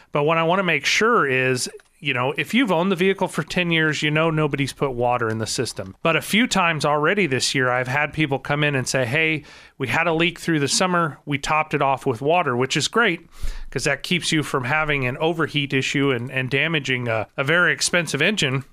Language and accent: English; Marionville, Missouri, United States; I grew up in Marionville